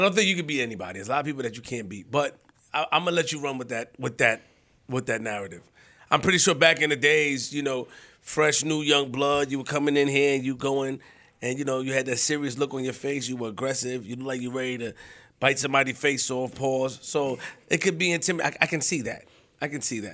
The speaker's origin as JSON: {"language": "English", "town": "New York City", "region": "New York", "country": "United States", "said": "I'm from New York"}